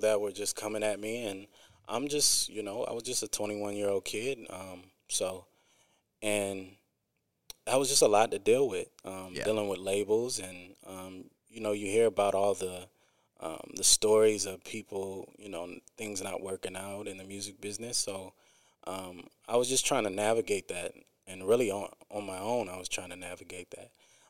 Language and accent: English; Quad Cities, United States; also born or lived in Akron, Ohio; I'm originally from the Quad Cities